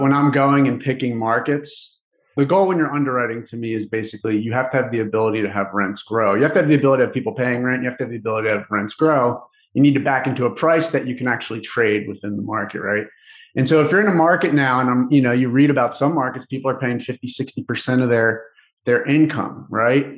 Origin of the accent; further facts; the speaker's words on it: Philadelphia, Pennsylvania, United States; I'm from Philadelphia